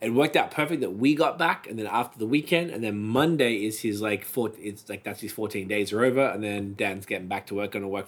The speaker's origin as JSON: {"language": "English", "country": "Australia", "moved": "yes"}